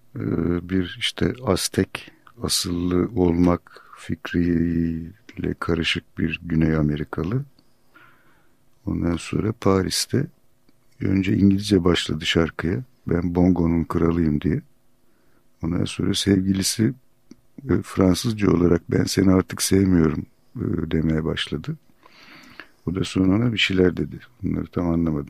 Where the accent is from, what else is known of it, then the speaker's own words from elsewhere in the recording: Turkey; "Türk'üm," dedim.